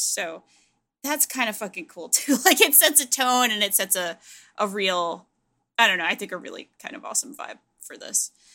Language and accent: English; Providence, Rhode Island, United States; I grew up in Providence, Rhode Island